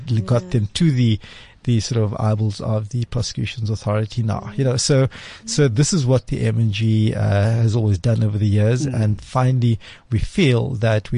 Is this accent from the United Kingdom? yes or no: no; Cape Town, Western Cape, South Africa; I grew up in Cape Town, in Athlone, heart of Cape Town.